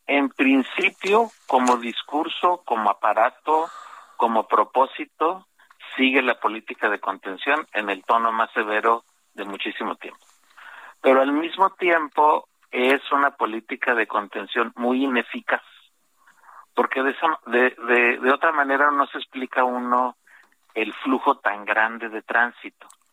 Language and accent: Spanish; Mexico; los mexicanos somos con mucho el, más grande flujo